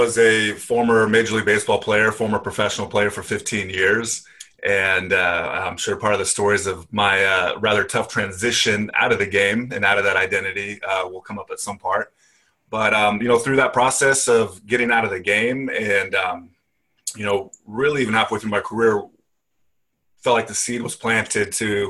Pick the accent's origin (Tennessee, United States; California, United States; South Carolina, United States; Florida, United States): California, United States; Paso Robles; In the middle of nowhere, California.